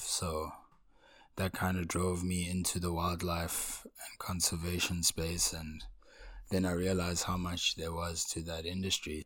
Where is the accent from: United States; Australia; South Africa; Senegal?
South Africa; Pietermaritzburg, KwaZulu-Natal; I was born in a town called Pietermaritzburg in province of KwaZulu-Natal.